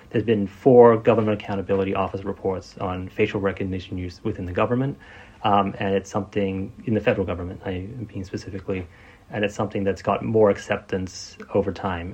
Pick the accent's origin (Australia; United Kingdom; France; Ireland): Australia; moved away as an adult; also born or lived in Silicon Valley; I grew up in Australia. My dad is from Vietnam originally, and my mom's Australian